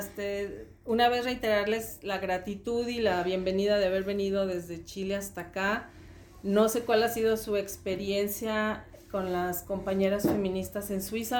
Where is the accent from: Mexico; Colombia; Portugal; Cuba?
Mexico; now in Switzerland; yo soy de México